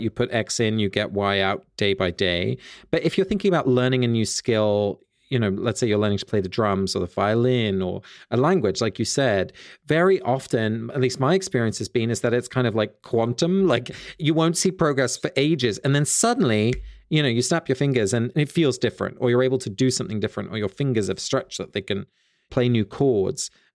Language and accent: English; Sussex, South East England, United Kingdom; near where I grew up in Sussex